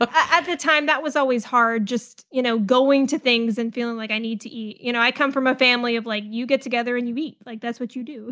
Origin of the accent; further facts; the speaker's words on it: California, United States; moved away as an adult; also born or lived in the Southern US / Florida; now in Huntsville, United States; both my parents are, you know, born and raised in the South, but I mostly grew up in California